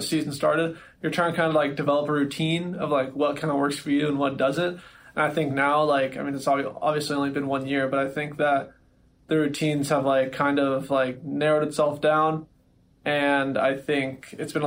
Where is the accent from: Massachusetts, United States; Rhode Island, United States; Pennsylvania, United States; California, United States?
California, United States; Southern; I was a Dodgers fan growing up because I was from Southern California